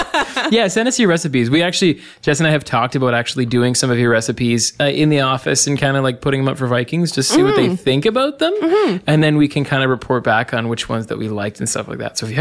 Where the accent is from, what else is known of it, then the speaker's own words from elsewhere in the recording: Canada; I'm sorry that we're so Canadian. Oh, I just apologize for being Canadian. We say about